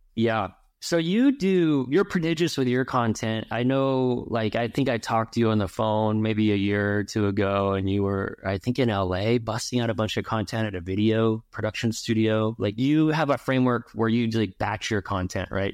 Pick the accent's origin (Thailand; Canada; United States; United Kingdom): United States; Ventura, California; I grew up in Ventura